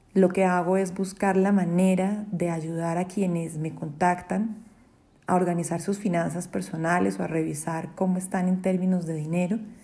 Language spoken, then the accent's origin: Spanish; Colombia; en mi país, en Colombia